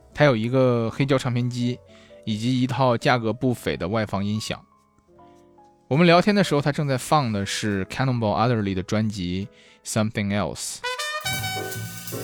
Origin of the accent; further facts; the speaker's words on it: China; first language Chinese; also born or lived in Shanghai; 我们中国人